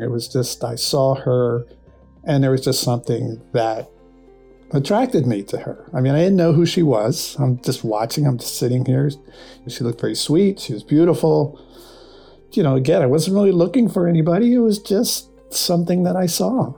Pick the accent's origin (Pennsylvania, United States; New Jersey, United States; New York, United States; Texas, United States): Pennsylvania, United States; Philadelphia; moved away; I'm originally from Philadelphia